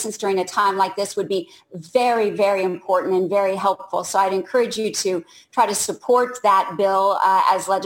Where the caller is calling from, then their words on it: Orlando, Florida, United States; calling from Orlando.